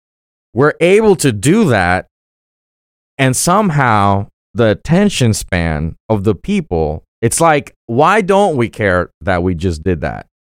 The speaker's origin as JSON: {"language": "English", "town": "Sochi", "region": "Krasnodar Krai", "country": "Russia", "tie": "born there", "said": "I mean, I was born in 92 in Sochi, Russia."}